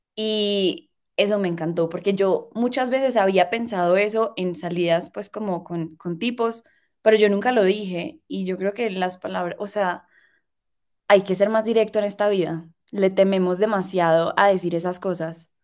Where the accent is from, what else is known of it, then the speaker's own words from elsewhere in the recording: Medellín, Antioquia, Colombia; vengo de Medellín eh, um, y vengo de Medellín